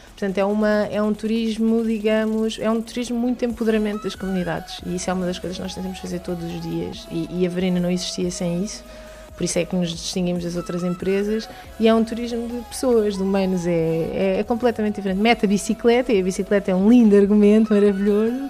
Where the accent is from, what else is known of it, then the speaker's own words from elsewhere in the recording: Lisbon, Portugal; moved away as an adult; now in Trafaria, Portugal; eu sou de Lisboa, original de Lisboa